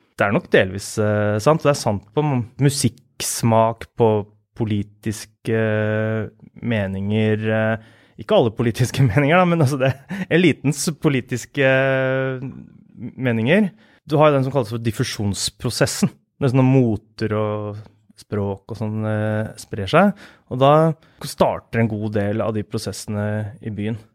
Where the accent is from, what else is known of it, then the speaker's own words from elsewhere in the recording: Askim, Østfold, Norway; moved away as an adult; now in Oslo, Norway; jeg vokste opp på Løkenjordet. Der bodde jeg til jeg var 15 år